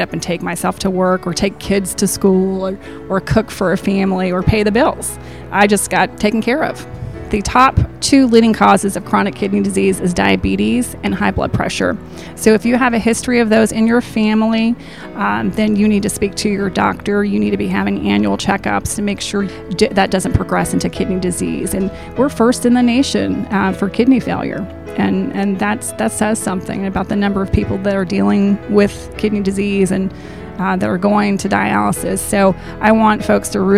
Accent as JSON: {"language": "English", "area": "the Shoals area", "region": "Alabama", "country": "United States", "said": "I am from the Shoals area."}